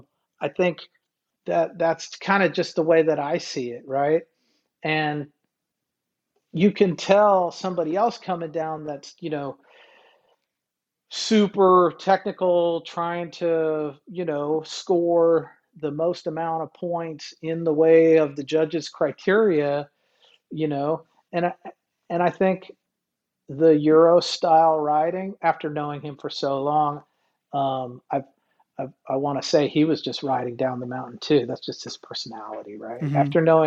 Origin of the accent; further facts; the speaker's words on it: Alaska, United States; growing up in Alaska